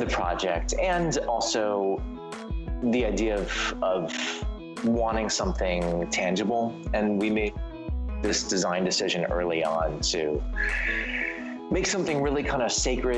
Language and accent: English; Los Angeles, California, United States; I grew up like right before the Beverly, right near the Beverly Center